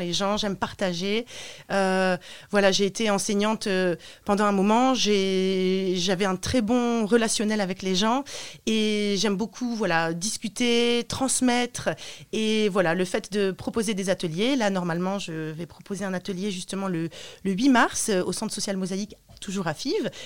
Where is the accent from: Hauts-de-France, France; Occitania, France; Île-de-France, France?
Hauts-de-France, France; Roubaix; also born or lived in Romania; now in Lille, France; j'habite à Lille, je suis née à Roubaix